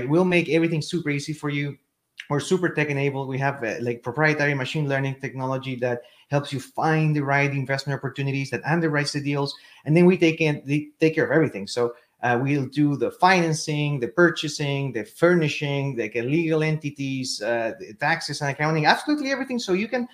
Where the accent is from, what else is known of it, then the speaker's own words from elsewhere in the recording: Chile; English is a second language; moved away as an adult; now in Austin, United States; As you can tell from the accent, I'm not originally from North America. I was born and raised in Chile, in South America.